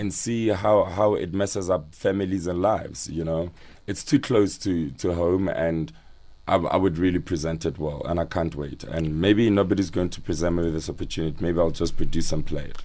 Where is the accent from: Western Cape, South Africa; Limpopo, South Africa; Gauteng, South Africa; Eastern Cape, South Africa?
Gauteng, South Africa; Soshanguve; also born or lived in Ga-Rankuwa; Called Soshanguve Block L